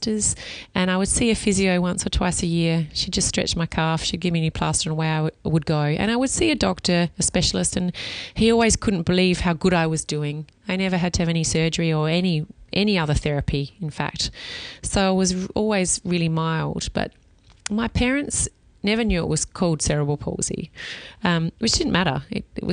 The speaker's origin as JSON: {"language": "English", "town": "Adelaide", "region": "South Australia", "country": "Australia", "said": "I'm from Adelaide."}